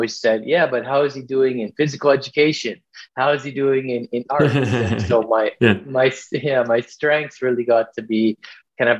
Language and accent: English; Vancouver, British Columbia, Canada; I grew up here in Vancouver, British Columbia.